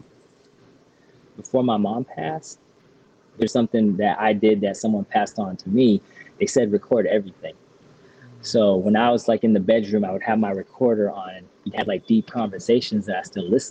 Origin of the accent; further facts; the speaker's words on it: North Carolina, United States; growing up in North Carolina